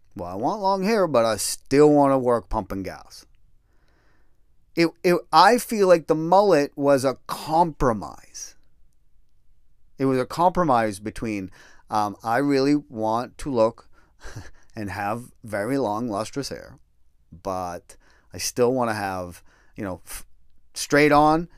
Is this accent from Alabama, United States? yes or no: no; Massachusetts, United States; moved away; also born or lived in Colorado; I grew up in Massachusetts